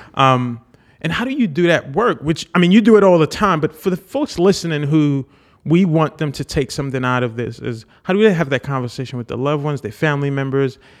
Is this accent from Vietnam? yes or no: no; Haiti; moved away; I was born in Haiti.